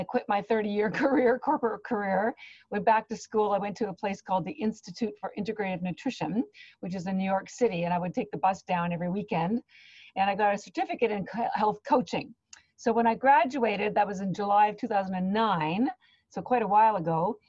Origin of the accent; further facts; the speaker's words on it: Canada; now in Boston, United States; I live in Boston, Massachusetts, but I am Canadian, and my family's still on Canada